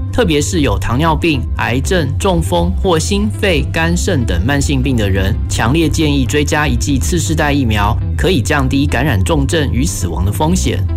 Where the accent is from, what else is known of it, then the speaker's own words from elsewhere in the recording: Taipei, Taiwan; moved away as an adult; also born or lived in Xiaoliuqiu; 我从小在台北长，城市长大